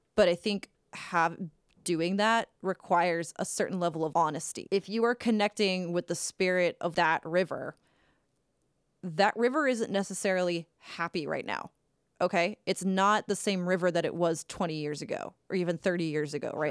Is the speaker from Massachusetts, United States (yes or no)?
yes; Cape Cod, Massachusetts, United States; growing up on Cape Cod